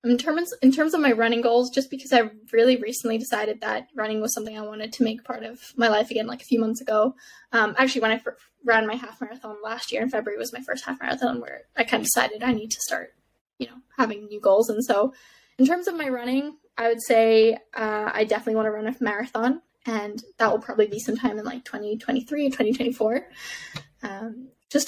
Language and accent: English; Canada; also born or lived in Middle East; when I grew up in the Middle East, people ask you, where are you from when you're in the Middle East? And my answer was always, oh, I'm from Canada, because my dad's Canadian.